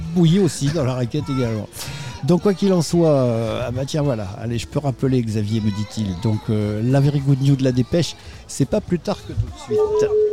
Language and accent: French; France; nous, on est français